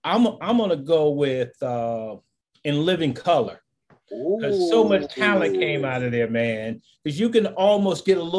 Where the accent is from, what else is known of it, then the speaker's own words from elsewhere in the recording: Warren, Ohio, United States; moved away as an adult; also born or lived in Wilmington, North Carolina / Kansas City; I'm from Warren, Ohio. By the way, I was back there this past weekend for the first time in a while.